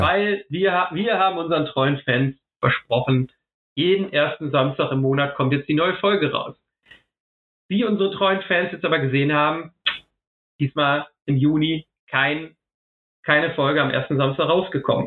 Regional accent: Ruhr area, North Rhine-Westphalia, Germany; also born or lived in Essen; ich liebe das Ruhrgebiet wirklich. Ähm, da komme ich her, da gehe ich hin

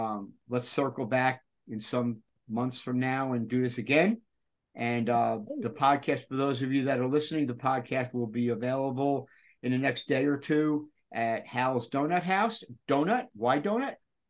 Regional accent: Long Island, New York, United States; now in Georgia, United States; Lorraine and I, my wife and I, are from Long Island, New York, straight off the boat. It turns out that I'm Southern by nature. I'm home here.

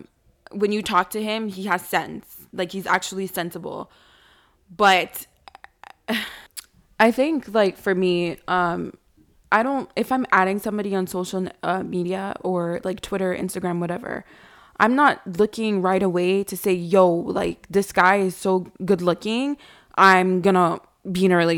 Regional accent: New York, United States; now in Canada; I'm not originally from Canada. Like, I was raised in New York

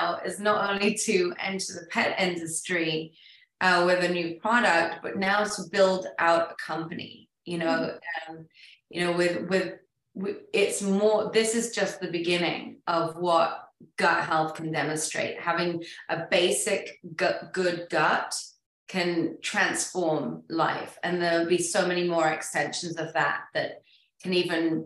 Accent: England, United Kingdom; I'm English

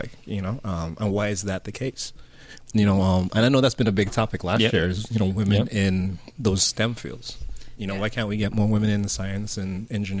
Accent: Antigua & Barbuda

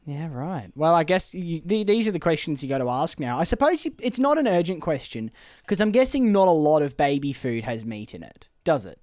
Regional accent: Australia; growing up in Australia

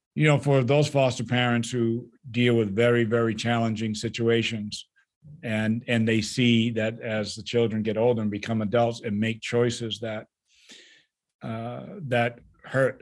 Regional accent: New England, United States; now in Midwest, United States; I'm from New England

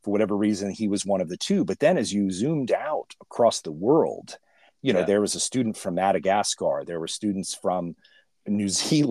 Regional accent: California, United States; I grew up in California

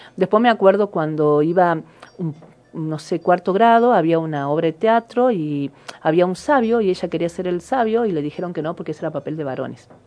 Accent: Argentina; nosotros como argentinos

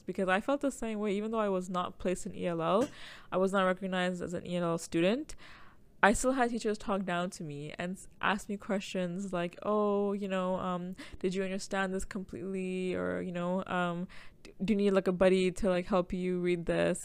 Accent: Toronto, Ontario, Canada; I grew up in Jane and Finch

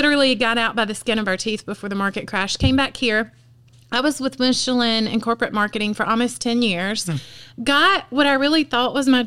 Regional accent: Piedmont, South Carolina, United States; I grew up in Piedmont

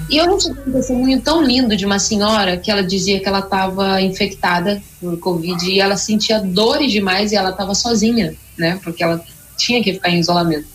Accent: São José dos Campos, São Paulo, Brazil; eu sou de São José dos Campos, São Paulo, interior de São Paulo

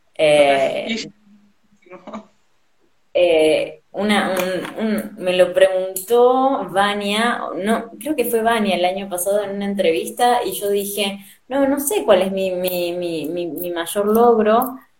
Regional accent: Argentina; also born or lived in Spain; yo diría que soy argentina, eh, pero nací en España. así que mis viejos son argentinos y para los 70 ellos se fueron a España y bueno, después de que nació mi hermana en los 90 eh, nos volvimos para acá

